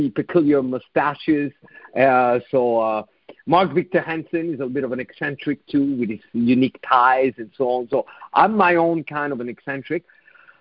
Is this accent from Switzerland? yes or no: yes; Switzerland; moved away; my home country, in Switzerland